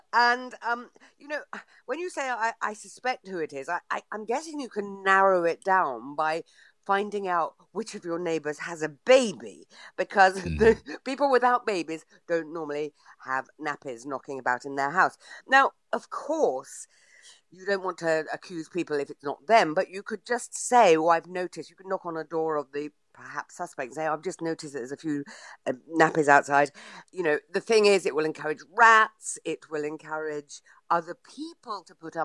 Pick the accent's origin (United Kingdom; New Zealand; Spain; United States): United Kingdom; Bletchley, South East England; my hometown of Bletchley